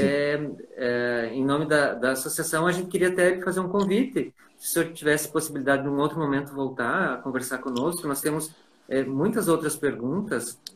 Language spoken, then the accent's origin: Portuguese; Ijuí, Rio Grande do Sul, Brazil; Eu sou do Sul